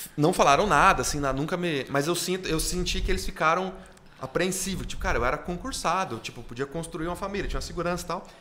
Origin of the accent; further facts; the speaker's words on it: Sertaneja, Paraná, Brazil; moved away as an adult; also born or lived in Santo André, São Paulo / Tangará da Serra, Mato Grosso; Com meses de idade, eu fui pro norte do Paraná, aí cresci no Paraná